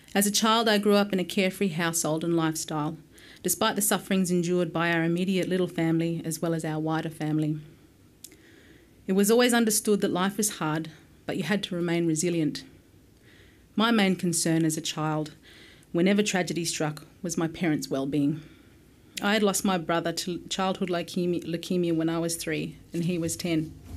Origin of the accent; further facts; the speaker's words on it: Alice Springs, Northern Territory, Australia; also born or lived in Yuendumu; I have essentially grown up in Alice Springs, but spent a great deal of my childhood in remote communities in the Northern Territory